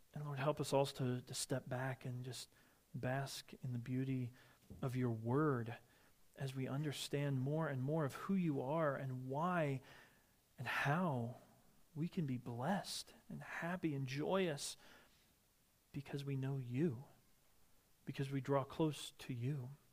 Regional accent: Midwest, United States; moved away; I grew up in the Midwest

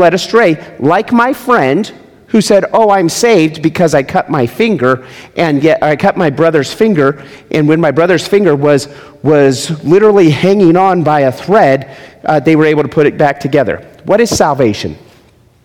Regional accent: Las Vegas, Nevada, United States; I'm from Las Vegas. There's no streams. We live beside a drainage ditch.

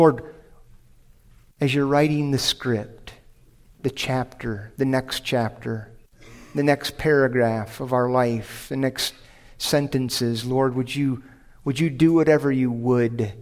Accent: United States

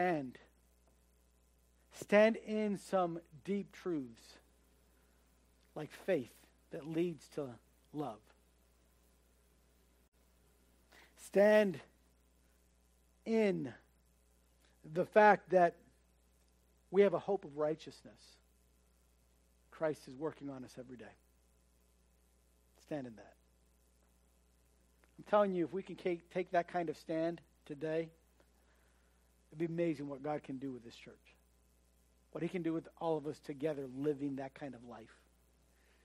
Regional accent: United States; as an American

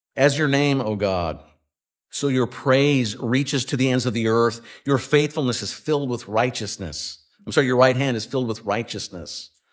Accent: West Coast, United States; moved away; I grew up on the West Coast

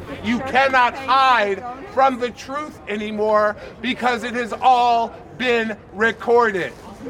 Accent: Virginia, United States; now in New York City, United States; I grew up in this country. I grew up in Virginia, a stone's throw away from Pat Robertson.

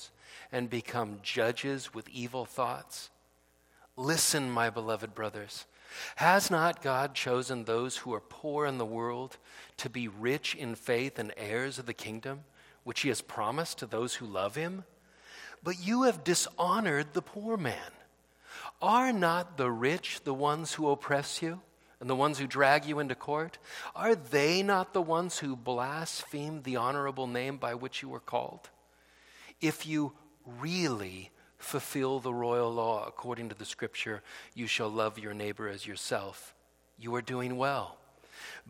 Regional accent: Fresno, California, United States; I grew up in Fresno

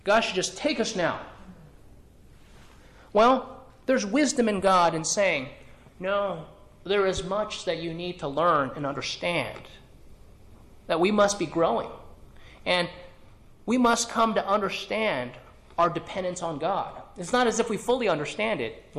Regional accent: California, United States; when I grew up in California

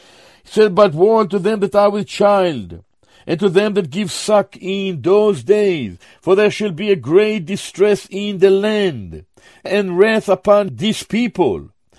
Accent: Jerusalem, Jerusalem District, Israel; born there; I was born in Jerusalem. My father was born in Jerusalem. Our family, many are in Jerusalem.

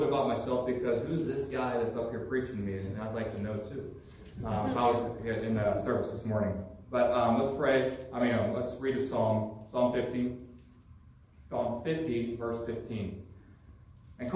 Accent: Pennsylvania, United States; moved away as an adult; I'm from Pennsylvania. I've been lived there for 34 years. I'm 35 now.

